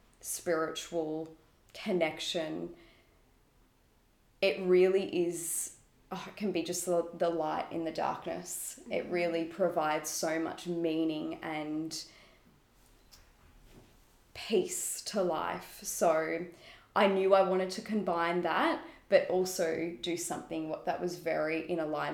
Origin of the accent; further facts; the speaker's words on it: Melbourne, Victoria, Australia; I was born and raised in Melbourne